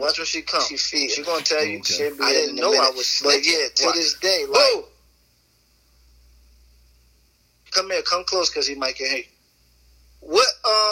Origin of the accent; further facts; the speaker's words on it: New Jersey, United States; I'm from Jersey